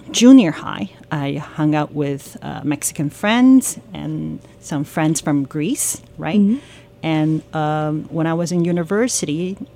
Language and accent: English; Canada; So, as I was growing up in Canada, I hung out with um, all kinds of people